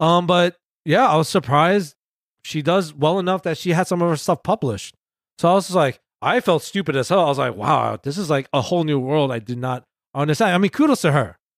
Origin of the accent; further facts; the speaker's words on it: New York City, New York, United States; I was born and raised in Queens.